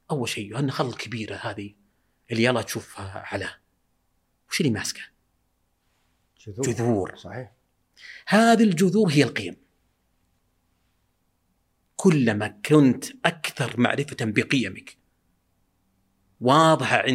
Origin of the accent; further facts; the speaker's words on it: Al Mithnab, Qassim Province, Saudi Arabia; عندنا بالمذنب آه، إيه. ديرتنا